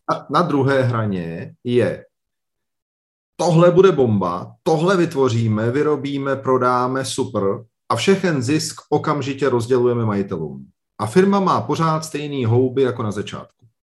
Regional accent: Liberec, Liberec Region, Czechia; Já jsem z Liberce, tady, je, tady byl vždycky velmi silný textilní průmysl

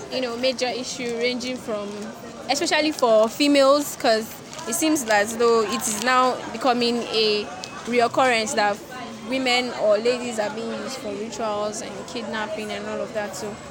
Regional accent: Nigeria

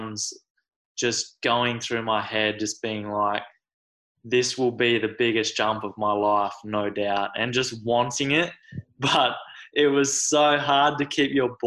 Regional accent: Australia; I'm from Australia, so it's a bit different.

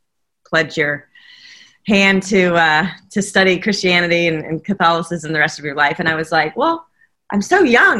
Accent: Southern California, United States; I came from sunny Southern California

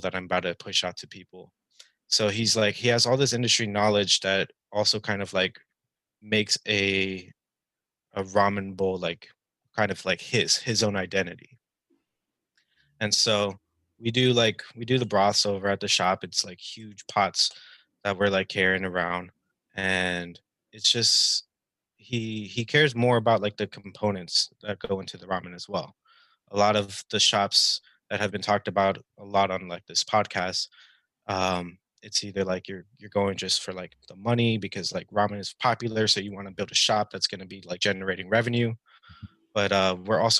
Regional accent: Bay Area, California, United States; moved away as an adult; now in Philadelphia, United States; I was born and raised in the Bay Area, and then I moved out to Philly in 2015 to go to college out here

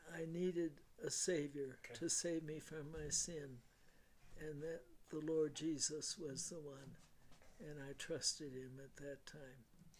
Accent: Wisconsin, United States; now in Colorado Springs, United States; I grew up in Wisconsin.

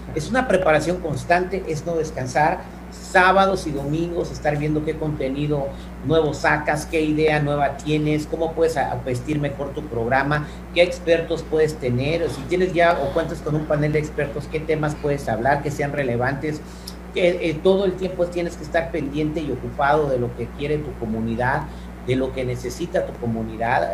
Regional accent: Morelia, Michoacán, Mexico; moved away as an adult; also born or lived in San Francisco, California, United States; now in United States; Me siento michoacano porque viví eh, toda mi infancia en Morelia, Michoacán, hasta que me vine a vivir a los Estados Unidos de vuelta a los 18, pero yo nací en, San Francisco, California.

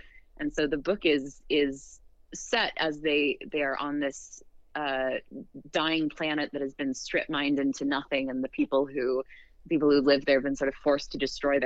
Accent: Western United States, United States; I grew up in the Western United States and sort of grew up with this Red Rock and cowboys and ranches and mines and ghost towns

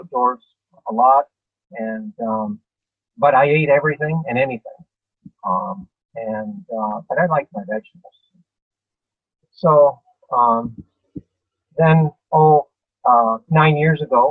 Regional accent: Guelph, Ontario, Canada; I grew up in Guelph

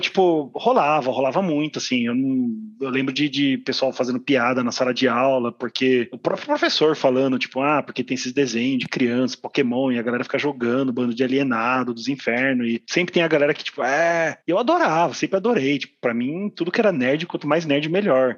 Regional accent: Mogi das Cruzes, São Paulo, Brazil; eu sou de Mogi das Cruzes

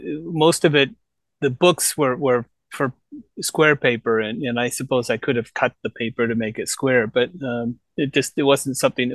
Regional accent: Toronto, Ontario, Canada; moved away as an adult; now in Gifu, Japan; I grew up in Toronto.

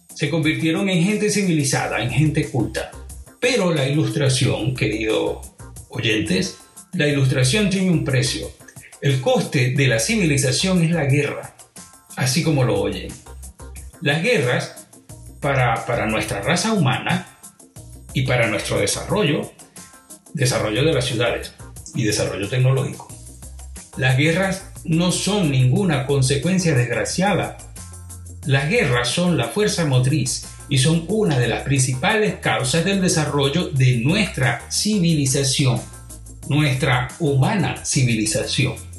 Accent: Venezuela; moved away; also born or lived in Europe; en Venezuela, de donde yo vengo

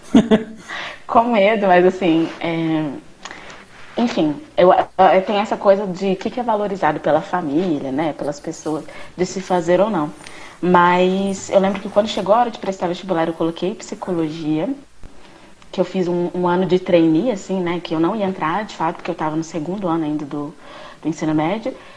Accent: Uberlândia, Minas Gerais, Brazil; também sou de Berlândia com os meninos e estudei aqui em Berlândia

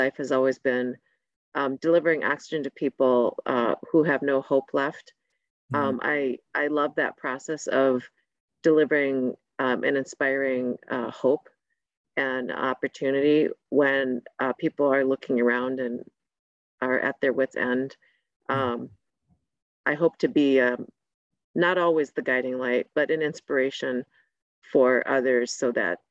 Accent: Saint Paul, Minnesota, United States; being a Hmong girl growing up in St. Paul in the 80s

